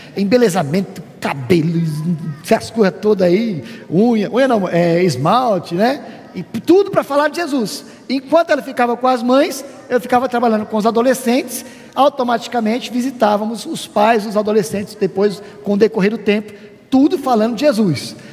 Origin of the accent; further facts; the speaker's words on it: Brazil; moved away; somos brasileiros